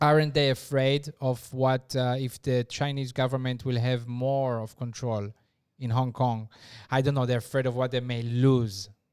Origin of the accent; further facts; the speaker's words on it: Israel; moved away; I come from Israel